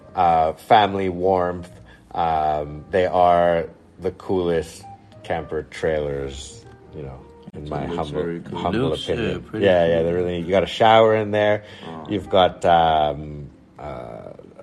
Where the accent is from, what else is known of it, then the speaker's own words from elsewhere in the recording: Montreal, Quebec, Canada; now in Whistler, Canada; born and raised in Montreal, which is on the east coast of Canada